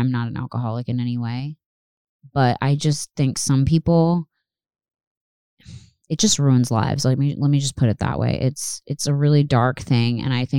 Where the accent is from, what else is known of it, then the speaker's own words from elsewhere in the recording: the South, United States; Granted, we're from the South, so we hear all kinds of crazy animals